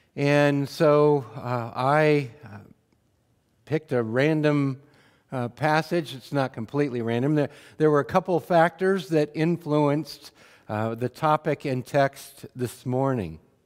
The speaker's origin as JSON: {"language": "English", "area": "Wheatland County", "region": "Montana", "country": "United States", "tie": "born or raised there", "said": "I had the, the privilege of growing up in Wheatland County, Montana"}